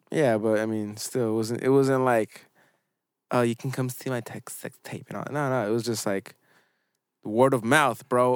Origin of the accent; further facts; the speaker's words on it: United States; I know I'm an American